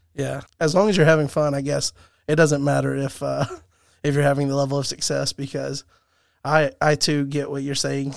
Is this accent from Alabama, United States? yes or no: yes; Alabama, United States; I'm from Alabama